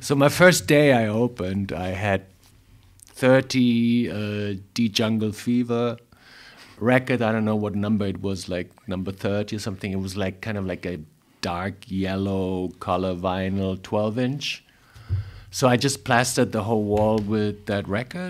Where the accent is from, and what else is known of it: Frankfurt, Hesse, Germany; born or raised there; English is a second language; moved away as an adult; also born or lived in New York